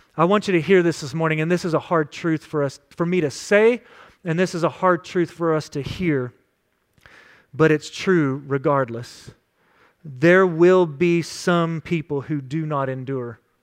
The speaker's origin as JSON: {"language": "English", "region": "West Texas", "country": "United States", "tie": "born or raised there", "said": "Growing up in West Texas"}